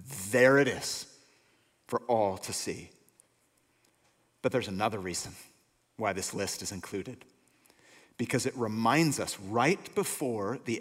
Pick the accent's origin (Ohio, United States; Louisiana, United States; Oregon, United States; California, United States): California, United States; Bay Area, North Bay; I was born and raised here in the Bay Area, North Bay